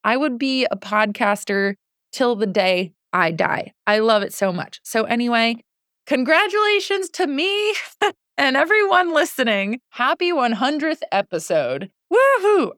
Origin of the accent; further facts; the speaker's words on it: Connecticut, United States; moved away as an adult; also born or lived in New York City / Boston; I grew up in Connecticut. So home is Connecticut